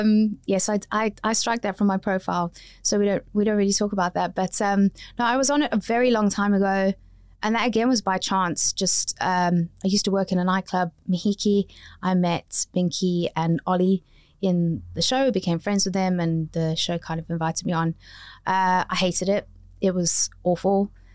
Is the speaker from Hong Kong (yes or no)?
no; South Africa; now in United Kingdom; I came from South Africa. Even though I've got a British passport, they weren't accepting me as somebody who'd studied in a drama school here.